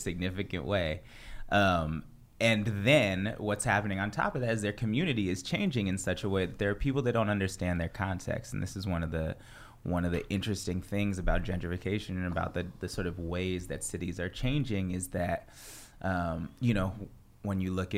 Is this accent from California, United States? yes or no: yes; Bay Area, California, United States; born or raised there; also born or lived in Providence